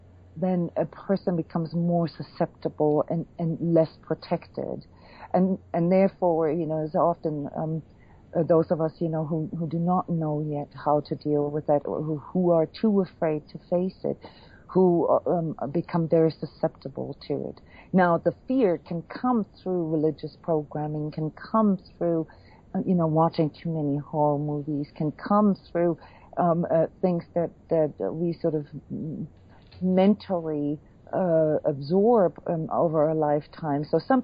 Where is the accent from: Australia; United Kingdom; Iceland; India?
Iceland; born there; You know, like I was born in Iceland, you know, with a Viking heritage